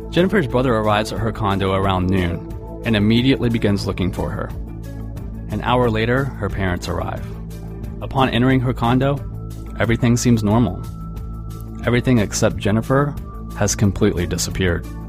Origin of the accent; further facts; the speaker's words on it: Florida, United States; I grew up in Florida. I'm recording this show right now, just a few dozen miles down a stretch of Interstate 4 from where the events of this case unfolded. I've spent my entire life here